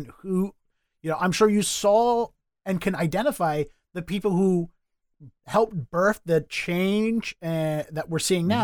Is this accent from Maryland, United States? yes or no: yes; Baltimore, Maryland, United States; moved away as an adult; now in Boston, United States; Born and raised in Baltimore, started there, moved here